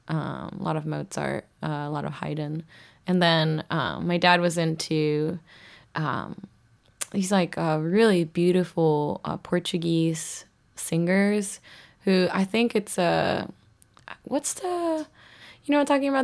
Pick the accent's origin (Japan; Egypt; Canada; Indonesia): Japan; southern part close to Korea, southern Japan; moved away as an adult; also born or lived in Boston, United States; I grew up in Japan, uh, southern part close to Korea